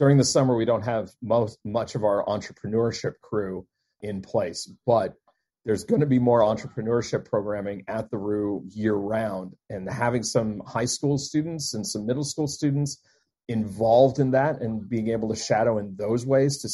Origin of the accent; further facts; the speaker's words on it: Deep South, United States; also born or lived in Maryland; now in Maine, United States; I'm not originally from Maine. I am not even originally from the Northeast. I am from the Deep South